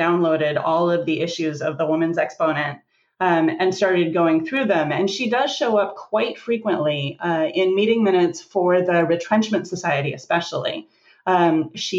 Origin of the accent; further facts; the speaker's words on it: Oregon, United States; moved away as an adult; also born or lived in North Carolina / Wyoming; I grew up in Oregon